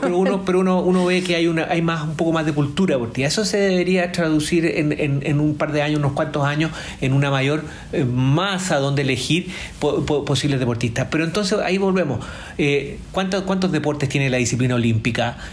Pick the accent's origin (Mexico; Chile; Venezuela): Chile